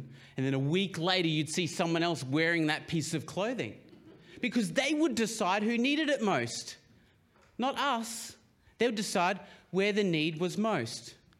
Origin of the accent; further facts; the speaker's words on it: Papua New Guinea; I grew up, a lot of you will know that I grew up in Papua New Guinea, and they're a very collectivist society.